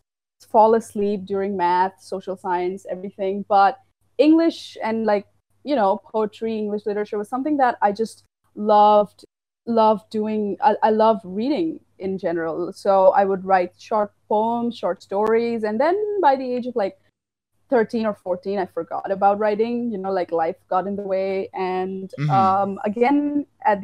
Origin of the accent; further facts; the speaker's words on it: Assam, India; I'm from India. I'm from the little state of Assam, which is in the northeastern